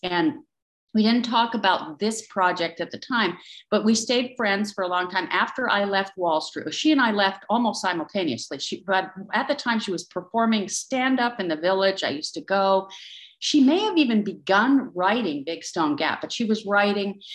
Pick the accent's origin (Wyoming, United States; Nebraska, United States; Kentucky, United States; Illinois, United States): Wyoming, United States; Powell; moved away as an adult; also born or lived in London / New York; I'm from Wyoming. I'm from a little town outside Yellowstone Park